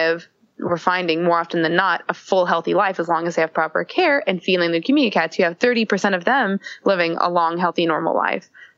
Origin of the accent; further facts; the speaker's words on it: the South, United States; I'm from the South myself